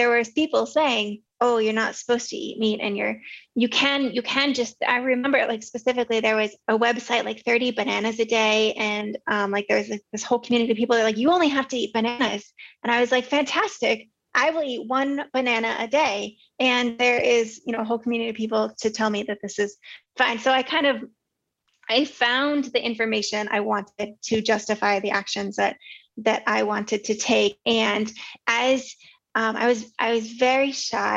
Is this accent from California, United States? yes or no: yes; Southern California, United States; I grew up in Southern California